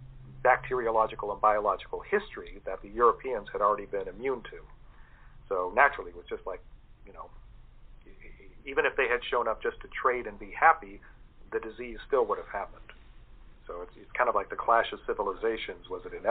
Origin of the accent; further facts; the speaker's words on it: St. Augustine, Florida, United States; Contrary to St. Augustine in 1565, when that was founded, my hometown, the colonists were very few